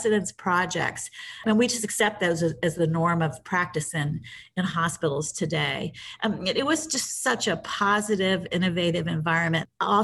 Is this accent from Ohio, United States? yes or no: yes; Columbus, Ohio, United States; I grew up in Columbus, Ohio